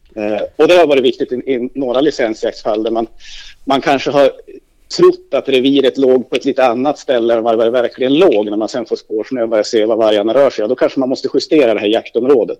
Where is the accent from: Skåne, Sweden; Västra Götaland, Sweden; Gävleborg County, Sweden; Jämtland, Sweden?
Gävleborg County, Sweden; Hälsingland; moved away; där jag kommer hem från hemma i Hälsingland